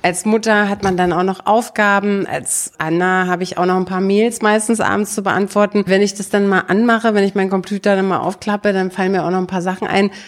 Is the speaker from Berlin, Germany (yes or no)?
no; Brandenburg an der Havel, Brandenburg, Germany; moved away; ich komme ja aus Brandenburg, aus der Stadt, aus Brandenburg an der Havel und meine Eltern hatten früher ein Haus da mitten in die Stadt reingebaut